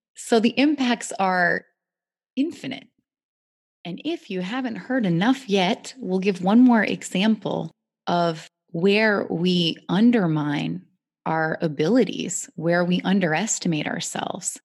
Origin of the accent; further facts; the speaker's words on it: United States; growing up in America